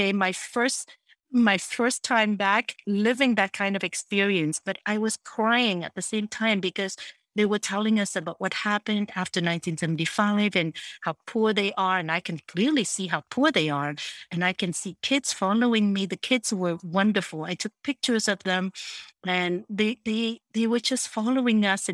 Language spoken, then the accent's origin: English; Montreal, Quebec, Canada; English is a second language; also born or lived in Saigon, Vietnam; I come from Montreal and I grew up here